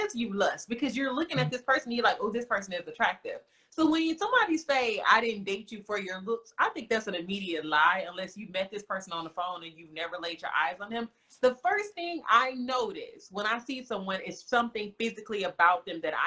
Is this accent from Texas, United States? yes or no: yes; Houston, Texas, United States; moved away as an adult; now in Austin, United States; I'm from Houston